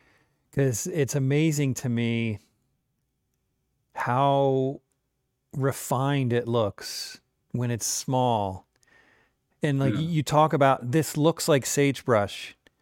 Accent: the East, United States; I grew up in the East.

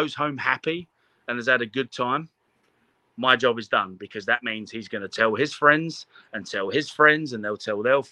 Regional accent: London, United Kingdom; moved away as an adult; now in United States; I'm a kid from London. I've got the opportunity to move to America

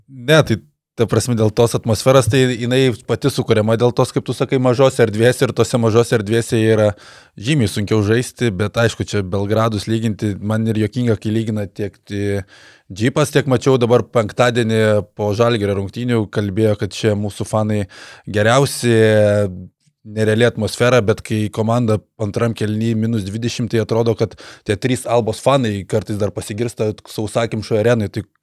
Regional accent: Lithuania; mes lietuviai kuklus

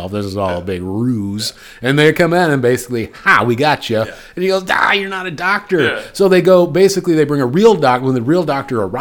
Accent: Midwest, United States; born or raised there

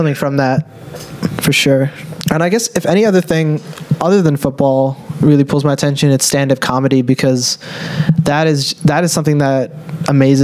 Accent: United States; my identity as being an American, as well as being a first-gen Indian-American

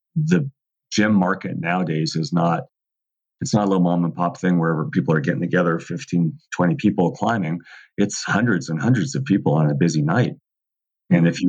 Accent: Southern California, United States; I grew up in Southern California

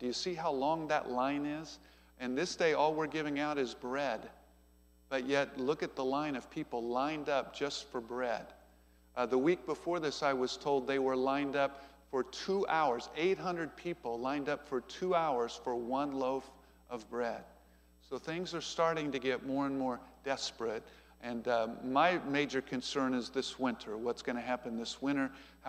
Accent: United States; I'm from America.

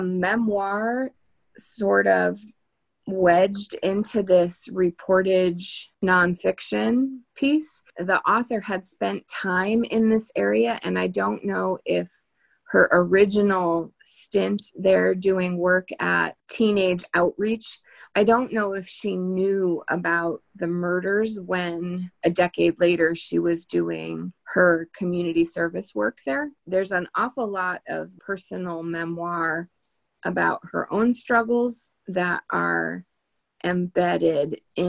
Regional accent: near Boston, Massachusetts, United States; I grew up near Boston

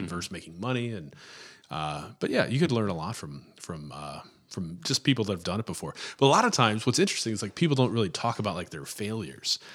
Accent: Florissant, Missouri, United States; I'm from Florissant, Missouri

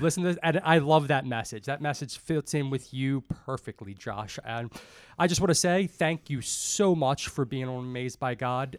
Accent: Dundalk, Maryland, United States; I grew up in Dundalk

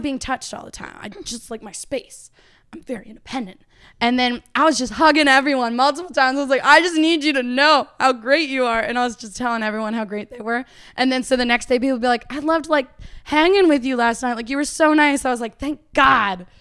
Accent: Uxbridge, Ontario, Canada; moved away as an adult; now in Nashville, United States; I'm based in Nashville right now, but I'm from Uxbridge, Ontario.

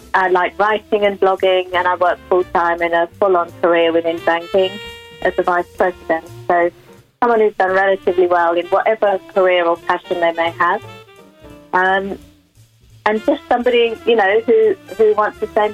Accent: Watford, East of England, United Kingdom; I'm from Watford in Hertfordshire.

